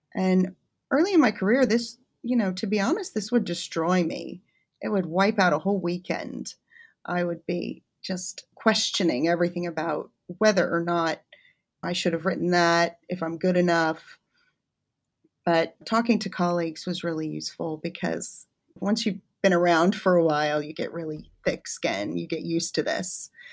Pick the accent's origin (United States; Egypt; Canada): United States; moved away as an adult; also born or lived in Kansas / Washington, D.C. / Connecticut / Birmingham; now in Warwick, United Kingdom; I'm originally from the States